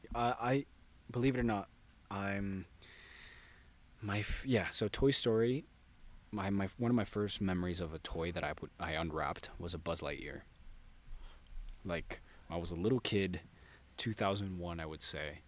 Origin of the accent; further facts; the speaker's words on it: San Diego, California, United States; From San Diego.